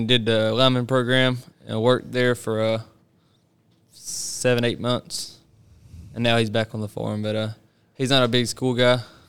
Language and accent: English; Green Sea, South Carolina, United States; I'm from Green Sea, South Carolina. I grew up on a turf farm.